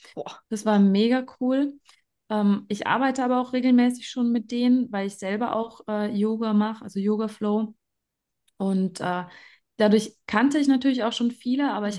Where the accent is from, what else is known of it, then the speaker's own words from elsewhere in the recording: Germany; now in Graubünden, Switzerland; Ich komme ursprünglich aus Deutschland